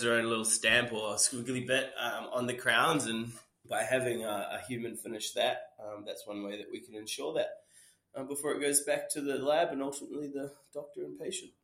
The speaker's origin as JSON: {"language": "English", "country": "New Zealand", "tie": "born or raised there", "also_born_or_lived": "England", "moved": "as an adult", "said": "I, am from New Zealand. Um, it's where, where, I was born and raised."}